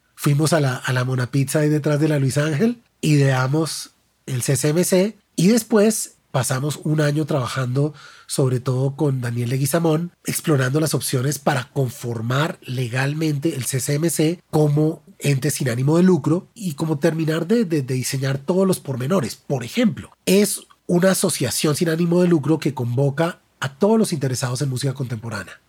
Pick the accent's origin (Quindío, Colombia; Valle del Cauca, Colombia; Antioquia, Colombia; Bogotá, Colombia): Bogotá, Colombia; como bogotano